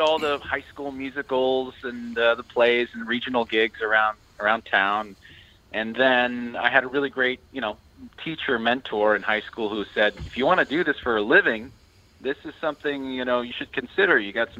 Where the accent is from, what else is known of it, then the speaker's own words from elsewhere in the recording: San Francisco, California, United States; I grew up in the Bay Area of San Francisco.